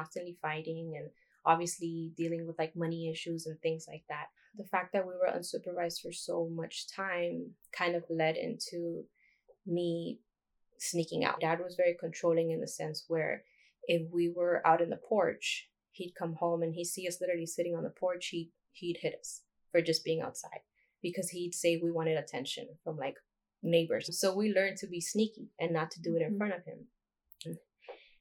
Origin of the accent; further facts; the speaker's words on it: Los Angeles, California, United States; I grew up in South Central LA.